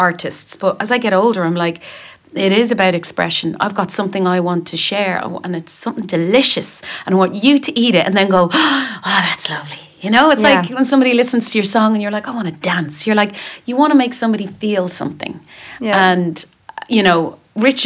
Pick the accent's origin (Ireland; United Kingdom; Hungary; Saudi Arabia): Ireland; Dublin, Leinster; we're in Dublin, in my hometown.